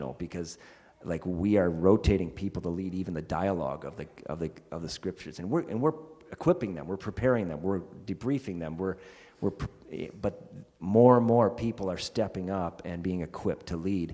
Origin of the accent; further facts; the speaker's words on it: United States; moved away; I'm an American still